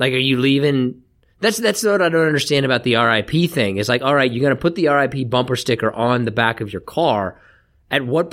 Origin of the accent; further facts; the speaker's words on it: Kansas, United States; moved away as an adult; also born or lived in Florida; now in Arizona, United States; I grew up in Kansas